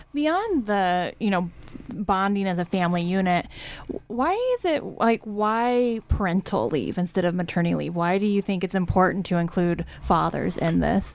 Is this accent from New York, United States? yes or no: no; Kansas, United States; now in Idaho, United States; as a Kansan